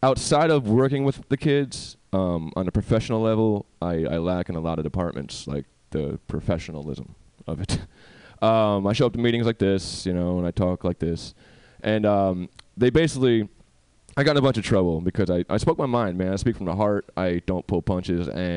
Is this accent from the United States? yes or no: yes; New York, United States; now in California, United States; I'm from New York